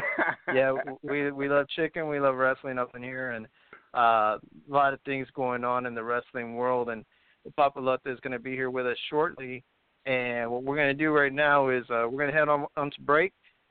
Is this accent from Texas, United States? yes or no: yes; Corpus Christi, Texas, United States; also born or lived in Laredo, Texas; your general manager of Amazing Pro Wrestling in Laredo, Texas. But tonight I'm calling from my hometown in Corpus Christi